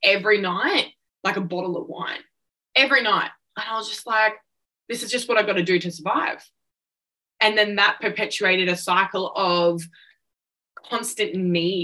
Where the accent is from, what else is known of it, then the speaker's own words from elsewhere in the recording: Central Coast, New South Wales, Australia; I was born on the Central Coast, which is an hour south of Newcastle